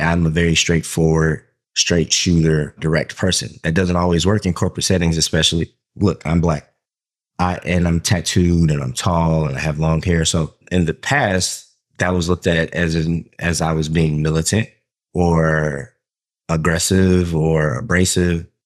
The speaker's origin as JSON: {"language": "English", "region": "Southern Georgia", "country": "United States", "tie": "born or raised there", "said": "I grew up in Southern Georgia in a black neighborhood"}